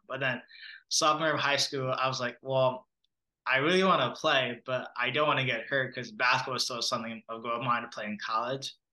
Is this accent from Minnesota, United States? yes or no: yes; Minneapolis, Minnesota, United States; also born or lived in Monrovia, Liberia / Brooklyn Park, Minnesota; I grew up in the Minneapolis area. And then in third or fourth grade, my family and I moved to Brooklyn Park, which is where we currently still live